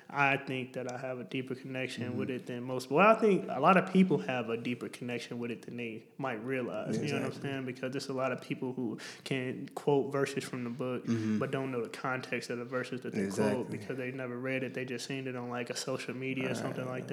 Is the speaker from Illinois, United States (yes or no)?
yes; Argo, Illinois, United States; I'm from Chicago, Illinois. Well, actually, Argo, just about 15 minutes outside of Chicago. It's rough growing up